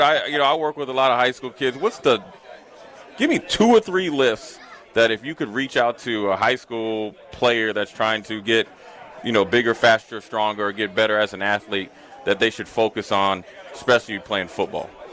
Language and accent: English; Minnesota, United States; moved away; I was from Minnesota